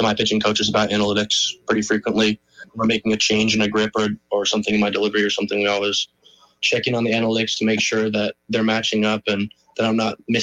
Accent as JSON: {"language": "English", "region": "Vermont", "country": "United States", "said": "I was from Vermont"}